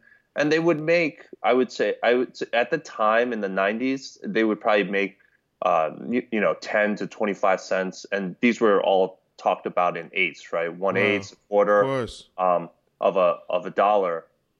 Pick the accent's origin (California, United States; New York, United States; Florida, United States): New York, United States; New York City; I would say definitely a New Yorker at heart. I was raised in Queens, New York. Grew up in the hood out there.